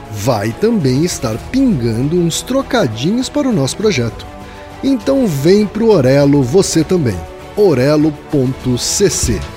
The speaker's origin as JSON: {"language": "Portuguese", "region": "Minas Gerais", "country": "Brazil", "tie": "born or raised there", "said": "principalmente para o sul de Minas, na minha cidade natal"}